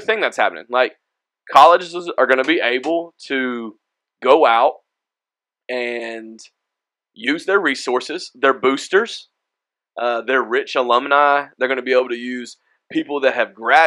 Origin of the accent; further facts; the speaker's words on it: Hueytown, Alabama, United States; moved away; I'm from Birmingham, Alabama originally, Hueytown